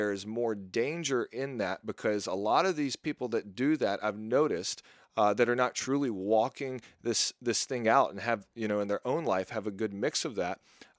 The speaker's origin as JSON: {"language": "English", "region": "Southern US", "country": "United States", "tie": "born or raised there", "said": "And a lot of people that I grew up with, and maybe this is because I grew up in the South, were burned by those types of churches."}